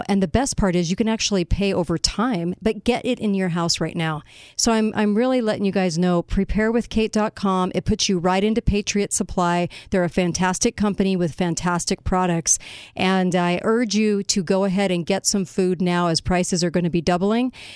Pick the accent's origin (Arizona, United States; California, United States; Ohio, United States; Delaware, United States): California, United States; I look back on high school growing up in California, and I got no education